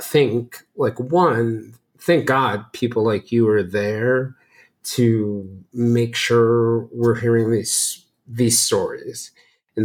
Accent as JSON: {"language": "English", "town": "Marietta", "region": "Georgia", "country": "United States", "tie": "born or raised there", "said": "Marietta, Georgia, where I spent my elementary and middle school years"}